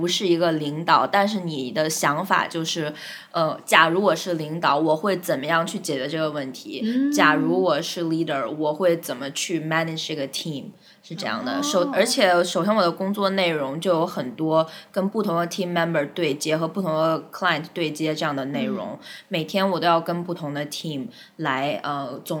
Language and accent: Chinese; China; moved away as an adult; now in New York, United States; 他们知道我是中国人，uh, 但是我也会讲日语